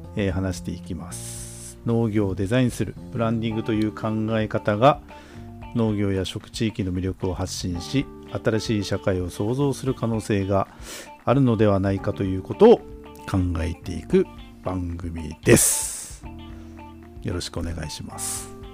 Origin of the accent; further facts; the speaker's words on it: Obihiro, Hokkaido, Japan; 僕らの地元の北海道帯広市